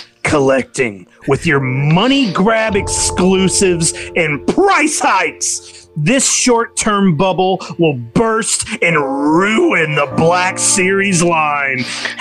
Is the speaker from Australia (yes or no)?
no; Brazil; I'm from Brazil, and for me, it's much more difficult to buy these exclusive pictures.